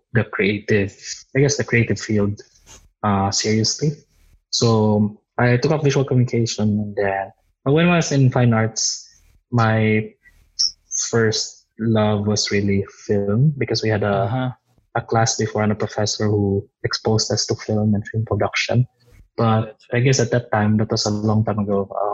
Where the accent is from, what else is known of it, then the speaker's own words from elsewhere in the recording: Tacloban, Eastern Visayas, Philippines; moved away as an adult; I'm from Tacloban City. I grew up there. I had my preschool, grade school, high school in Tacloban City